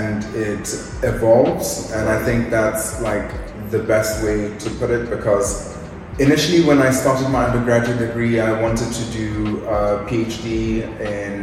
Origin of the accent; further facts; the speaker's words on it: Nairobi, Kenya; moved away; also born or lived in United Kingdom; I'm originally from Nairobi, Kenya